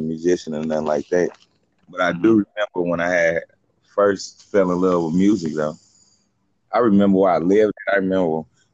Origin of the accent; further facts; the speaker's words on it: St. Louis, Missouri, United States; I'm from St. Louis, Missouri. Up on the south side of St. Louis in a formerly known Gibson neighborhood